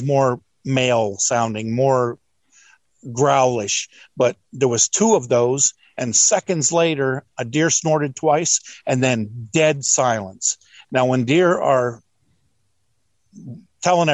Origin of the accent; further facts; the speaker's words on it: Pennsylvania, United States; moved away; I'm from Pennsylvania. I grew up in a day when you could go out spotting and see 200 deer